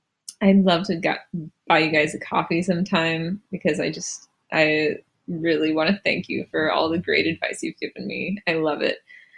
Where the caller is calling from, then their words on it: Charleston, South Carolina, United States; also born or lived in South Korea; I'm calling from Charleston, South Carolina